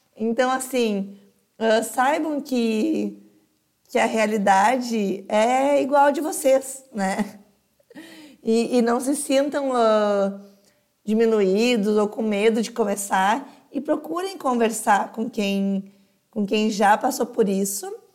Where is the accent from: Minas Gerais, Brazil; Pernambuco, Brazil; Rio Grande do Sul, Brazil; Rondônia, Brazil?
Rio Grande do Sul, Brazil; Novo Hamburgo; eu sou de Novo Hamburgo